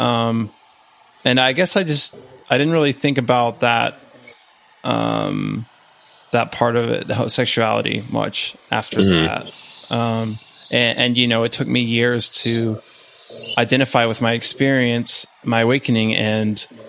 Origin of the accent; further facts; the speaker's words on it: West Texas, United States; I grew up in West Texas